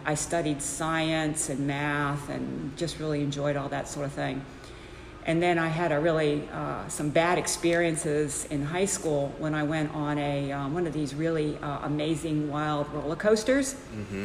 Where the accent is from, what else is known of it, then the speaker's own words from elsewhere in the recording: Pittsburgh, Pennsylvania, United States; I grew up in Pittsburgh, Pennsylvania